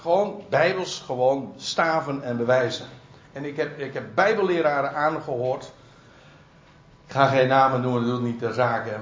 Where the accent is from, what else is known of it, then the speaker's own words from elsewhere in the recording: Netherlands; wij als Nederlanders